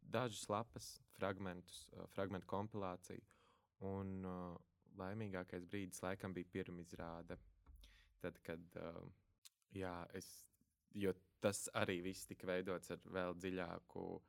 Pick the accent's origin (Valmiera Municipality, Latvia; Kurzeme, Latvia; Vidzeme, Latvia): Valmiera Municipality, Latvia; Valmiera; es no Valmieras, mazas pilsētas, ar vecākiem robežsargiem, vienīgais bērns ģimenē